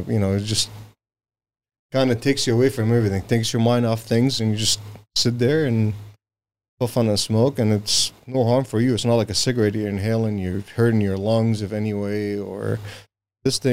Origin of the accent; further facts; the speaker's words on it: Syria; now in United States; I'm from Syria.